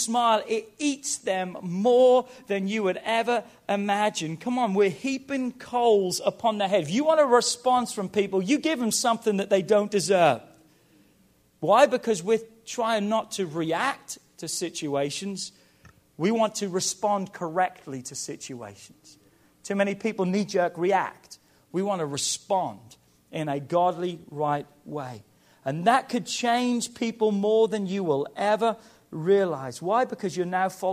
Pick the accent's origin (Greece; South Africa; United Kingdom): United Kingdom; England; moved away; I'm from England